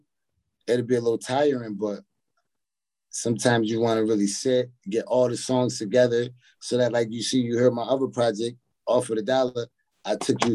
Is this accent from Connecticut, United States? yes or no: no; Utica, New York, United States; I'm born and raised in Utica, New York, upstate. 315.